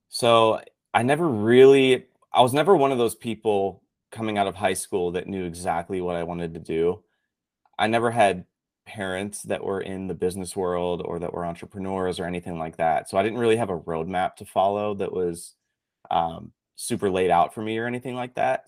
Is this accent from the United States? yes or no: yes; Pittsburgh, Pennsylvania, United States; moved away as an adult; now in Tampa, United States; I grew up actually in Pittsburgh, Pennsylvania